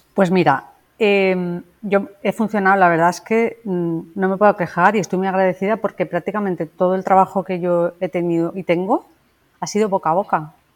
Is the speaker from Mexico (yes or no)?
no; Valencia, Valencian Community, Spain; yo soy una dietista de Valencia